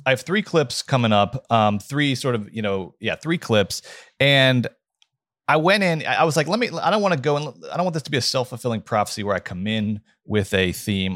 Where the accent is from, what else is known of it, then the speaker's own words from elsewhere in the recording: Georgia, United States; I'm from the South